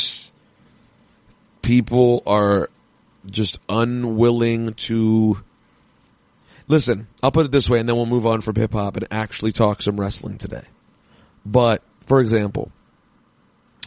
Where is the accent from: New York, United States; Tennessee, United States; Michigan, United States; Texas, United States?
New York, United States; New York City; I'm from New York City